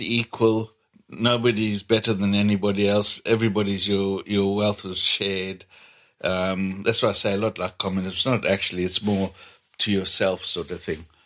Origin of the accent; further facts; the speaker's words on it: Kabwe, Central Province, Zambia; now in United Kingdom; I'm actually from Zambia